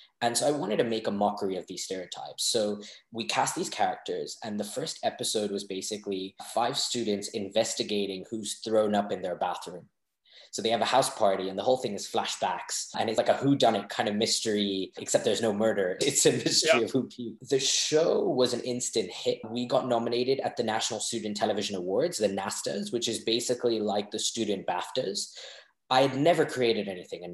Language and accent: English; Hong Kong; growing up in Hong Kong with Asian parents who loved me tremendously and had a great childhood